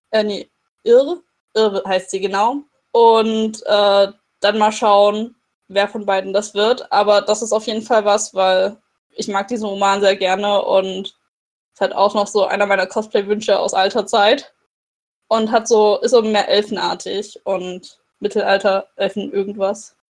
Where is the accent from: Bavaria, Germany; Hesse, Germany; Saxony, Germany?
Saxony, Germany; Dresden; der in Dresden spielt, in meiner Heimatstadt.